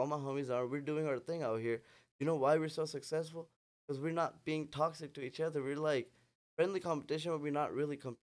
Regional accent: Pakistan; English is a second language; moved away as an adult; also born or lived in Chicago, United States; now in Houston, United States; So I've moved back to Pakistan, and then I kind of grew up there, so I ended up having dual citizenship.

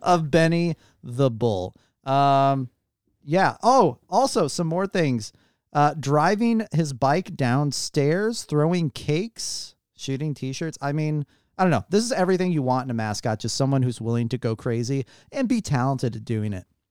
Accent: St. Louis, Missouri, United States; I'm from Saint Louis

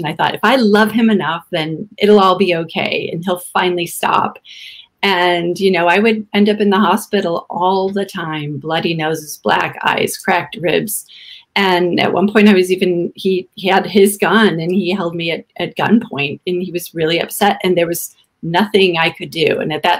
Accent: Midwest, United States; moved away as an adult; also born or lived in California; I grew up in the Midwest

